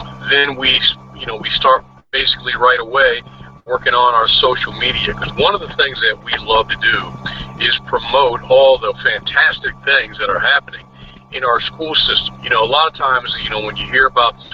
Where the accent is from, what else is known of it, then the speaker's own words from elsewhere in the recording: Wicomico County, Maryland, United States; I grew up in Wicomico County.